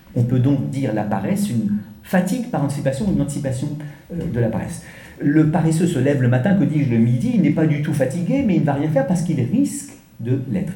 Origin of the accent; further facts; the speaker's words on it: France; accent: French; pardonnez mon accent français